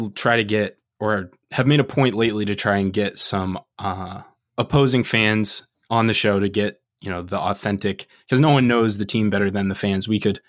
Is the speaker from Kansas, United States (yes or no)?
no; Maine, United States; I'm from Maine.